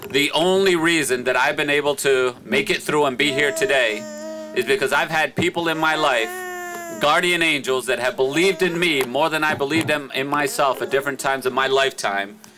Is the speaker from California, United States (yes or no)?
no; Providence, Rhode Island, United States; as a young person growing up on Cranston Street